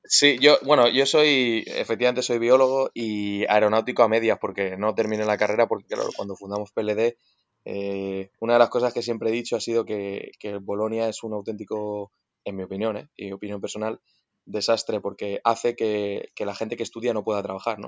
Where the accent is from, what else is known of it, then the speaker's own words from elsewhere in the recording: Spain; nosotros como españoles